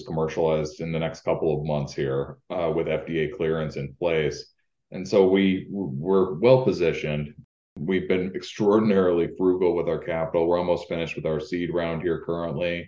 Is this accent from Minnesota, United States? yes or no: yes; Rochester, Minnesota, United States; moved away as an adult; also born or lived in Upper Peninsula, Michigan; now in Upper Great Lakes area, United States; I'm actually from Rochester, Minnesota, but I went to, as you pointed out, to undergraduate at Michigan Tech.